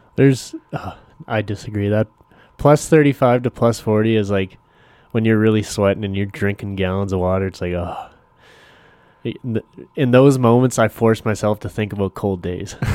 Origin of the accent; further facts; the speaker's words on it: Canada; I'm still Canadian